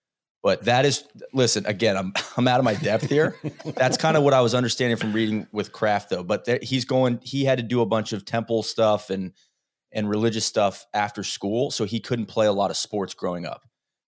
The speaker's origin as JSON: {"language": "English", "town": "Dunwoody", "region": "Georgia", "country": "United States", "tie": "born or raised there", "moved": "yes", "lives_now": "Brooklyn, United States", "said": "when we grew up in Dunwoody, there was a Orthodox, I think a modern Orthodox Jewish like community down the street."}